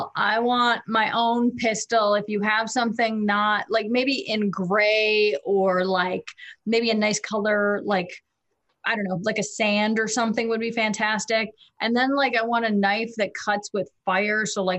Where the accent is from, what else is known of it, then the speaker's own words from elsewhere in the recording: California, United States; Because I grew up in California, I speak Mandarin and Spanish and English.